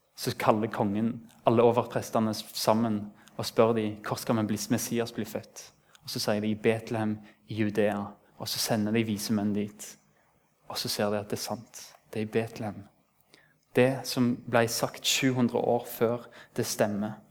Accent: Rennesøy, Rogaland, Norway; Det er en stor plass der jeg kommer fra

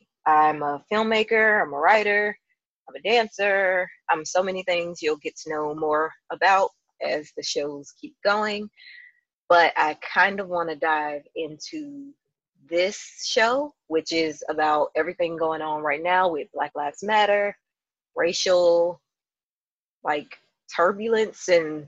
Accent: Jackson, Mississippi, United States; born or raised there

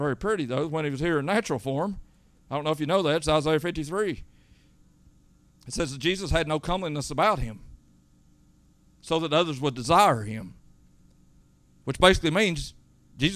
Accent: United States; I am an American

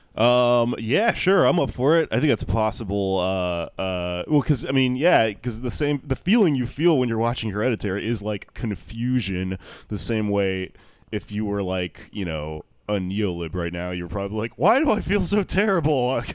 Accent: Houston, Texas, United States; now in New York, United States; Houston, my hometown

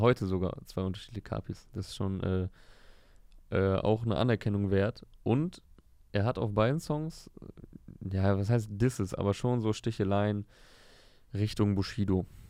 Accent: Osnabrück, Lower Saxony, Germany; ich komme ja aus Osnabrück, ist ja Niedersachsen

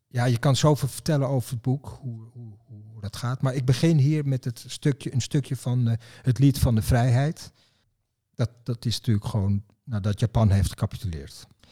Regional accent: Netherlands; ik ben een Nederlander

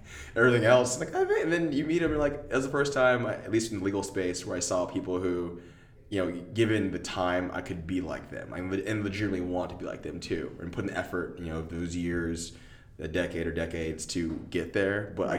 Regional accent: Austin, Texas, United States; I'm from Austin. My parents are here

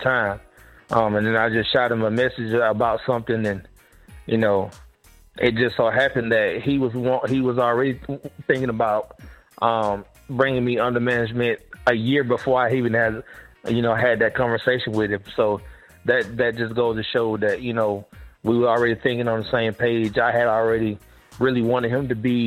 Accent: South Georgia, United States; I'm from South Georgia and I'm close to the Florida line

